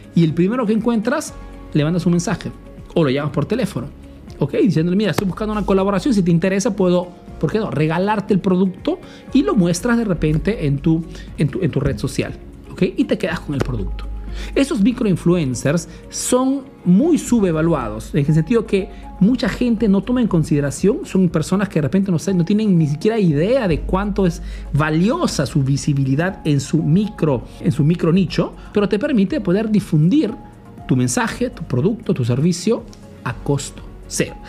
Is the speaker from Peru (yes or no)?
yes; Peru; now in Italy